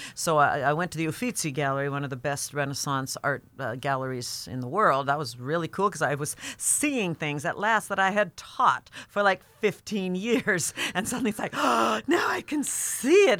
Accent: United States; being an American

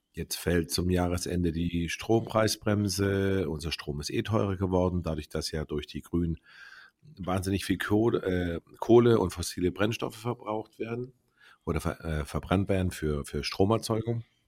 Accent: Baden-Württemberg, Germany; wir kommen ja aus Baden-Württemberg

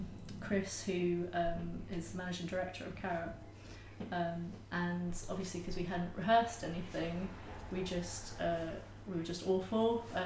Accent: Edgware, London, United Kingdom; North London, okay. Edgware.

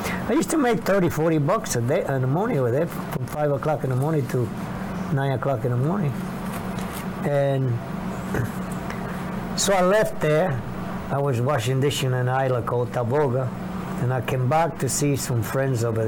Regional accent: Panama; moved away as an adult; also born or lived in New York City; now in United States; I grew up in Panama, but 300 miles away

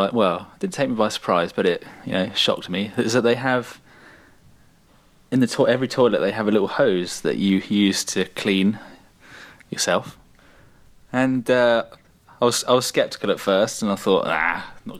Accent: Isle of Wight, South East England, United Kingdom; two people from the Isle of Wight

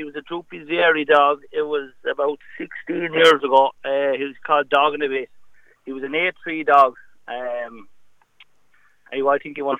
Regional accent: Wexford area, County Wexford, Ireland; I grew up down near Rossfair.

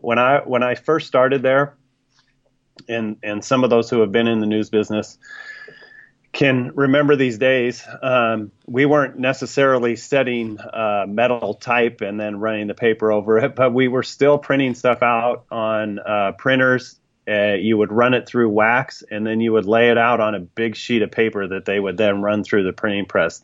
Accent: Sacramento, California, United States; now in Iowa, United States; I grew up in Sacramento

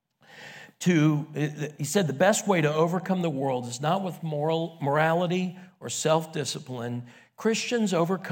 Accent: Miami, Florida, United States; moved away as an adult; now in Miami, United States; I grew up in Miami, born and raised, Cane fan

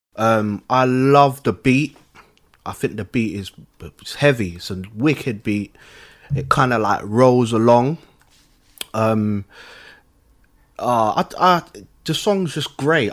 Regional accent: London, United Kingdom; I'm from London.

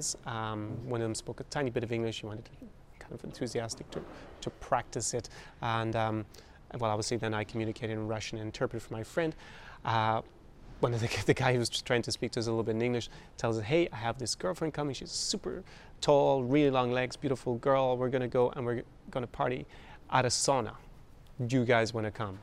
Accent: Ireland; I grew up in Ireland

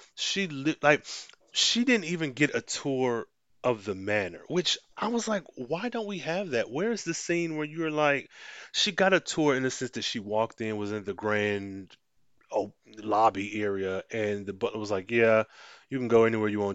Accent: United States; being black American, being the culture that I was raised

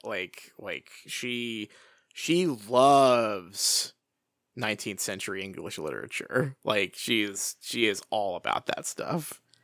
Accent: Pacific Northwest, United States; my hometown is sort of just standing in for forks here

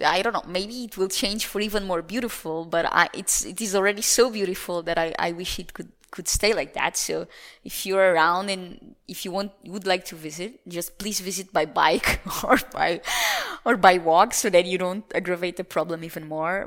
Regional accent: Lisbon, Portugal; moved away; Lisbon is the city where I was born

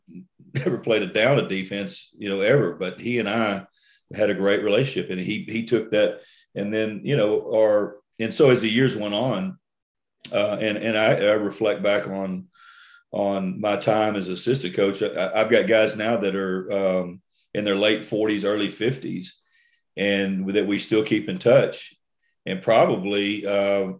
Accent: Port Arthur, Texas, United States; growing up in Port Arthur, my hometown

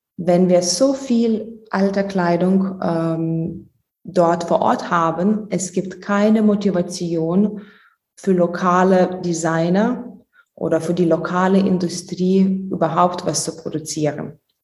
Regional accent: Lithuania; German is a second language; moved away; Ich komme ursprünglich aus Litauen, ähm, deswegen mein Deutsch ist nicht fließend

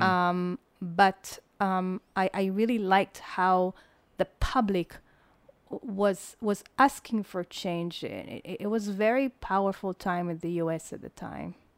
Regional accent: Israel; moved away; also born or lived in United States; I never left Israel

